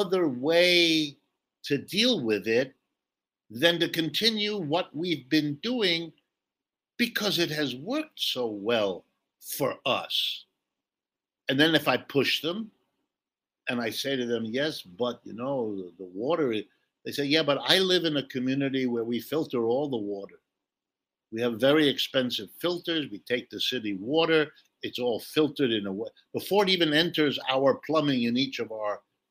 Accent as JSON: {"language": "English", "region": "Ohio", "country": "United States", "tie": "born or raised there", "said": "I've lived in the United States all my life. I've worked here all my life. I was born in Ohio, right in the middle of the country"}